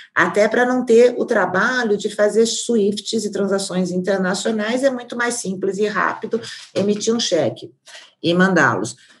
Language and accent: Portuguese; Brazil; nós como brasileiros